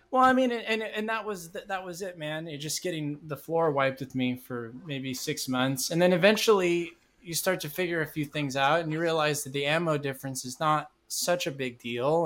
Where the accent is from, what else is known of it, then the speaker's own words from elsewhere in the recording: Madera, California, United States; back in my hometown of Madera, California